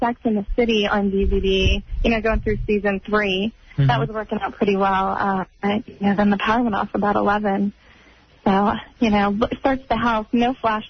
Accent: Fredericksburg, Virginia, United States; I'm from Fredericksburg, Virginia

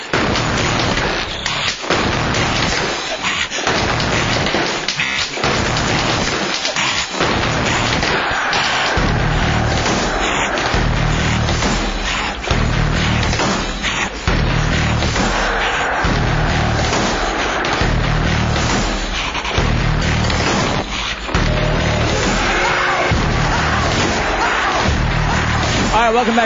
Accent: Texas, United States; moved away; I grew up with it in Texas

